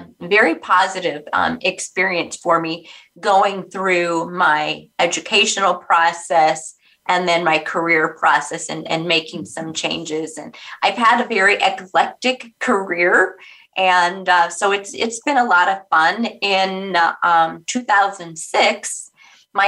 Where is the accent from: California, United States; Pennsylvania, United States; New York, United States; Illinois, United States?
California, United States; Orange County; I'm actually a California girl. I grew up in Orange County